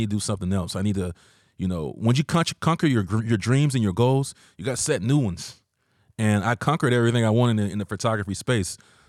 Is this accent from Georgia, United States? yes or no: yes; Georgia, United States; now in San Diego, United States; I'm from Georgia originally.